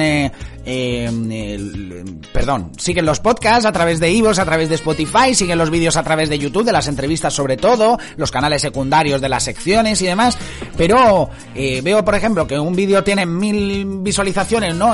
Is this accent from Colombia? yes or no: no; Spain; somos españoles